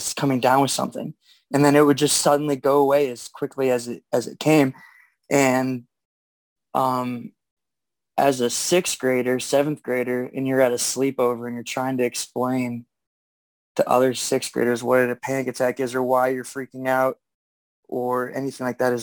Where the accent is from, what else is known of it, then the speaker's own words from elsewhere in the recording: Erie, Pennsylvania, United States; now in Pittsburgh, United States; I'm born and raised in Erie, Pennsylvania. I live in Pittsburgh now